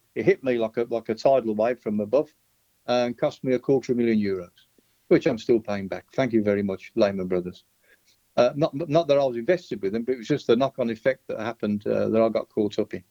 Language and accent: English; Birmingham, West Midlands, United Kingdom; now in Spain; a boy from my hometown